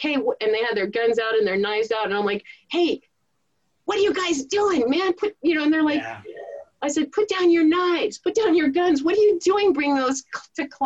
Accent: Thousand Oaks, California, United States; I'm from Thousand Oaks. Everybody has a gun.

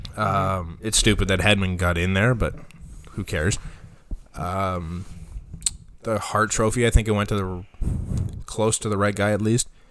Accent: Canada; as a Canadian

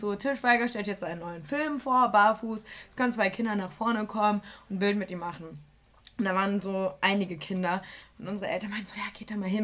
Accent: Germany; ich komme aus Deutschland

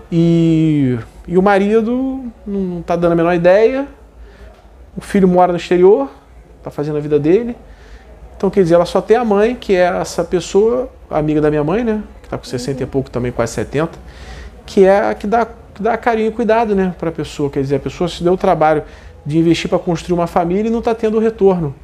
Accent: Brazil; como brasileiro

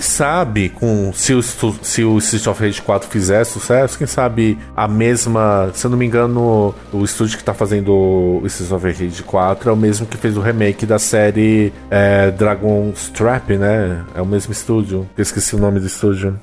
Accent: ABC region, Greater São Paulo, Brazil; eu sou do ABC, né? Eu sou de São Paulo, mas eu sou da região do ABC, que é a grande São Paulo

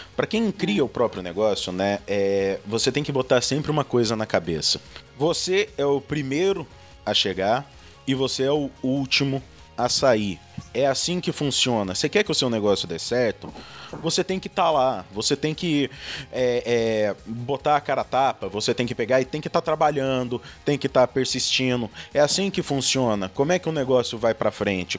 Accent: Lorena, São Paulo, Brazil; also born or lived in Montevideo; eu moro no interior de São Paulo, eu sou de Lorena

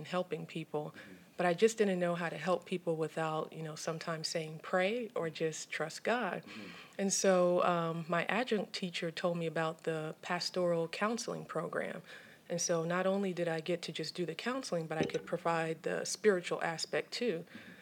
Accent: Alexandria, Virginia, United States; also born or lived in Fort Belvoir, Virginia / Lorton, Virginia / Pittsburgh, Pennsylvania; Kind of grew up in the Alexandria area.

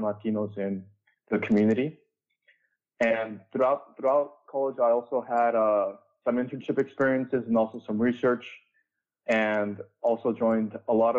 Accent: Phoenix, Arizona, United States; moved away as an adult; now in El Segundo, United States; I was born and raised in Phoenix, Arizona

